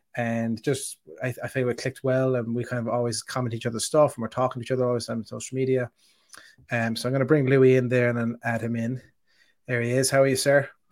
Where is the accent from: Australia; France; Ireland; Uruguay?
Ireland; I'm the Irish person